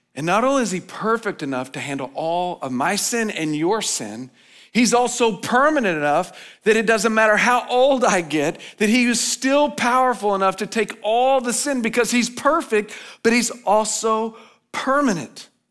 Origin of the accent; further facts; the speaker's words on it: United States; as American citizens